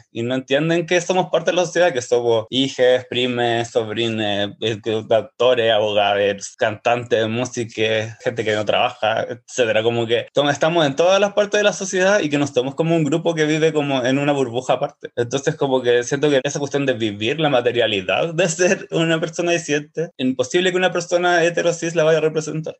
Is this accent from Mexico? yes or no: no; Santiago, Santiago Metropolitan Region, Chile; also born or lived in Pedro Aguirre Cerda; nací en el año 82 en la comuna de Pedro Aguirre Cerda. Ahí viví como hasta los 8 o 9 años y me fui a vivir a Macul, cuando mis papás se separaron. En Macul como que viví caleta de años, viví como 20